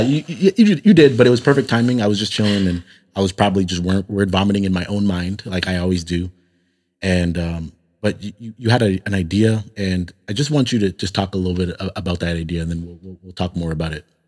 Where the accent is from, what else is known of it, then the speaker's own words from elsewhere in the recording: Toronto, Ontario, Canada; moved away; growing up in Toronto, I was around a lot more Muslims